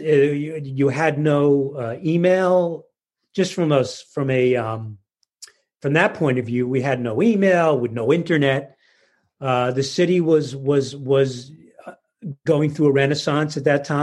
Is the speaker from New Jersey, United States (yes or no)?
yes; Paramus, New Jersey, United States; I grew up in Paramus